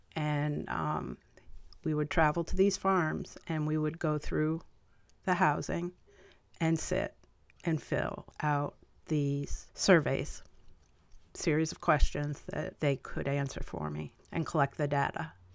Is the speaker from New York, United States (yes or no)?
yes; Chatham, New York, United States; also born or lived in Albany, New York; Columbia County, Chatham, New York, is where I did the rest of my growing up